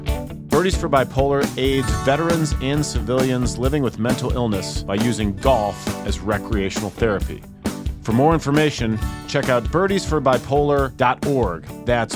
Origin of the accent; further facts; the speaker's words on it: St. Louis, Missouri, United States; I'm from St. Louis, and as you know, St. Louis is the home of Budweiser